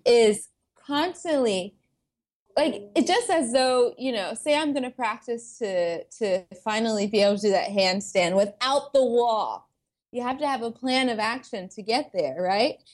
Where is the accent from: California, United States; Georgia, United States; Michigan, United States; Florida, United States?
Georgia, United States; Atlanta; moved away as an adult; also born or lived in Boston; I came from Atlanta, Georgia, which is very diverse, um, especially the, the suburb that I grew up